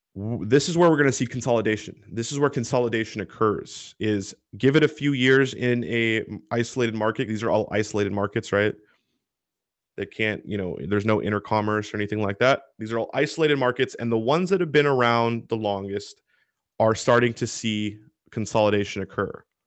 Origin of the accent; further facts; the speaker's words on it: Washington, United States; Washington State, my home state